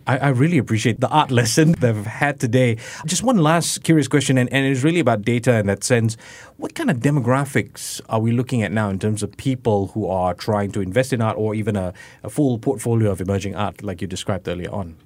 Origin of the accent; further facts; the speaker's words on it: Singapore; this is me sharing as a Singaporean